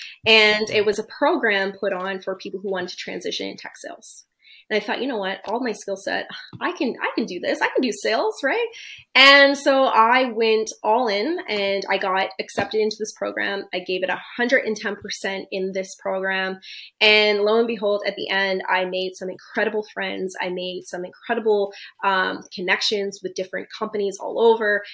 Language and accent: English; East Coast, Canada; moved away as an adult; now in Toronto, Canada; I'm from the East Coast originally. I'm now located in Toronto, but I'm originally from the East Coast.